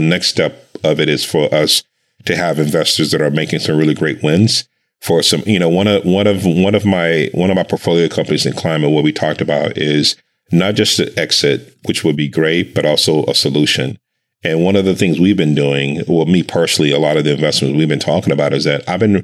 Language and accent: English; Dallas, Texas, United States; I grew up in Dallas, Texas